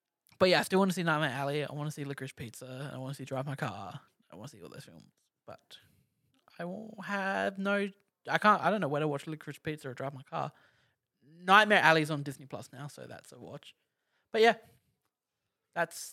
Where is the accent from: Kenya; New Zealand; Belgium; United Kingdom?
New Zealand; I'm from New Zealand too.